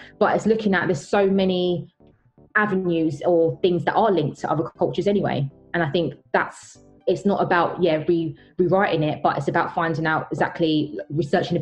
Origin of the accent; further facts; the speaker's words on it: United Kingdom; I'm British, even though I'm black, I was born here